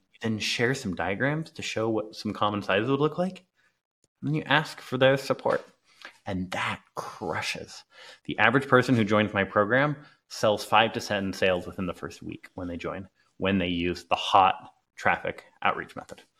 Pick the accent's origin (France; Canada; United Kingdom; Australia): United Kingdom; England; moved away; also born or lived in Clearwater, Florida, United States; I grew up in England